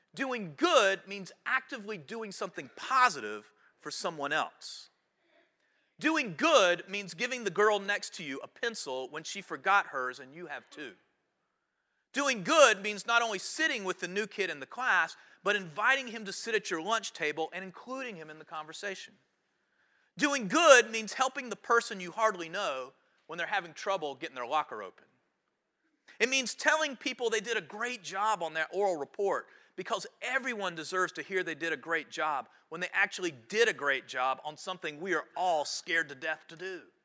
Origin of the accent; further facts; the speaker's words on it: High Point, North Carolina, United States; my hometown